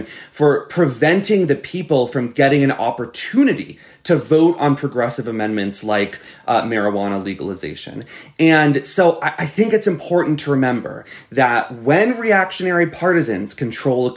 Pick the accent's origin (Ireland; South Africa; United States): United States; Florida; my home state of Florida